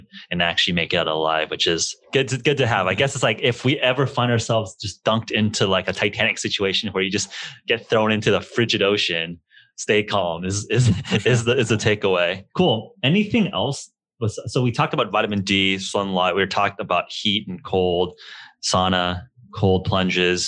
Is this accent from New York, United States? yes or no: no; Los Angeles, California, United States; as a kid growing up in Los Angeles